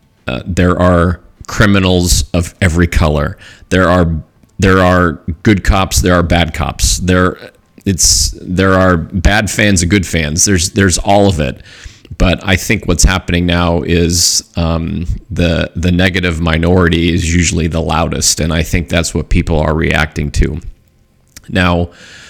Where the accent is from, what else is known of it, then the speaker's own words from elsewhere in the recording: Southern California, United States; growing up in Southern California